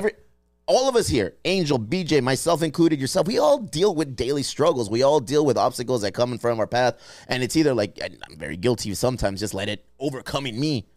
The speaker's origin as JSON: {"language": "English", "region": "California", "country": "United States", "said": "We're from California"}